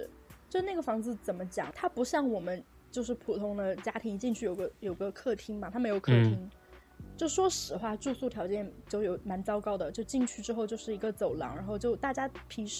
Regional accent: China; 你在中国你要遵守我们中国人的规矩，OK？

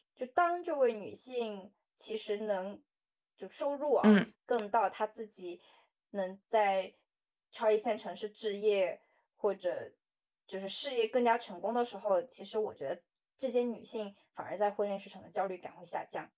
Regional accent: Guangdong, China; moved away as an adult; now in Shanghai, China; 因为通常像我们广东那边很多的同学，他们都是刚毕业大学毕业二十几岁就已经结婚了

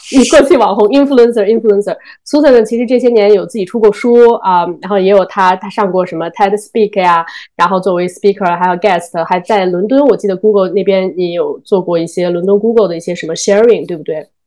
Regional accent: Zhengzhou, Henan, China; moved away; also born or lived in Sydney / New York; 原来Susan和我都是郑州人

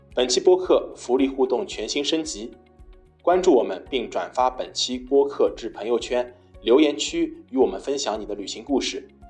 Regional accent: Shanghai, China; 我是住在，从小一直住在那个上海的老城区，南市区

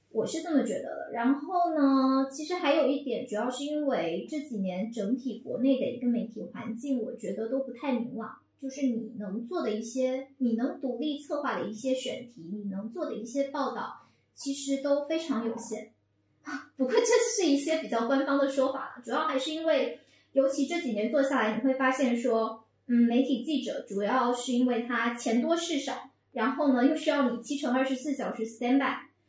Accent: Fujian, China; moved away as an adult; now in Beijing, China; 我是福建的，土生土长

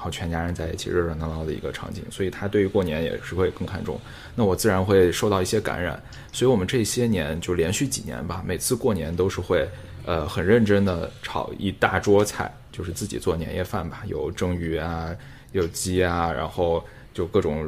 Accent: China; 常伟大，对于我们中国人来讲。

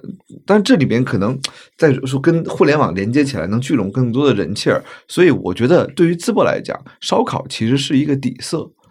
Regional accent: Beijing, China; 我说我来自北京嘛

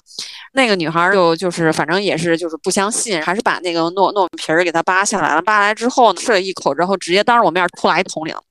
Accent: China; moved away; also born or lived in New York; 然后就我一个中国人，

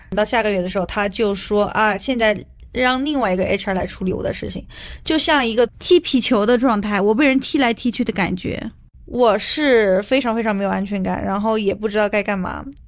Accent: China; 我们中国人

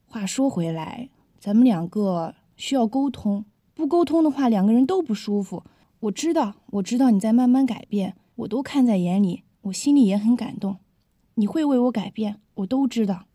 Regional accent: China; 我们中国人

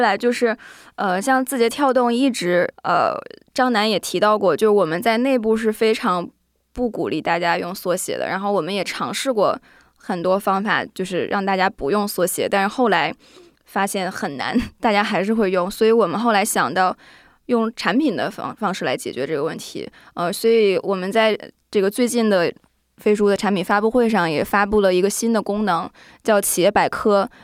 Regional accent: Northeast China, China; accent: Northeastern (Dongbei); moved away; also born or lived in Singapore / United States; 然后因为我是东北人嘛

